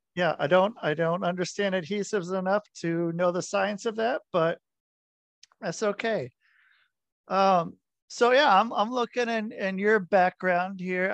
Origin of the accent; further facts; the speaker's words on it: Portland, Oregon, United States; I grew up in Portland